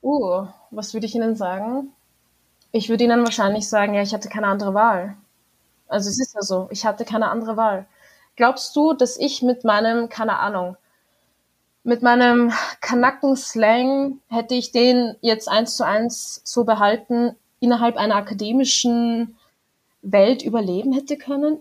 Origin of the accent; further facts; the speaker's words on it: Austria; moved away as an adult; now in Denver, United States; ich habe kurdisch-alevitische Wurzeln, aber ich bin in Österreich geboren